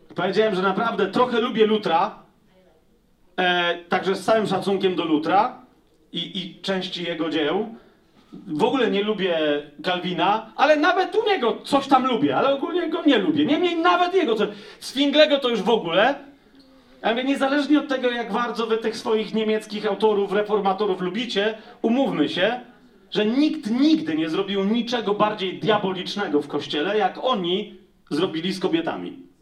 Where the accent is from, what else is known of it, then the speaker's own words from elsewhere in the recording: Poland; ja jestem z Polski